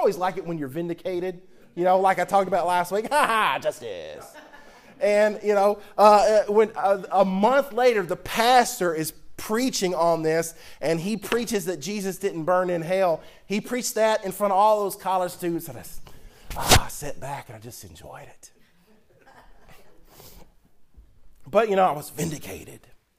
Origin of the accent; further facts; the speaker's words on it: the South, United States; I'm from South, and I get on the bus to work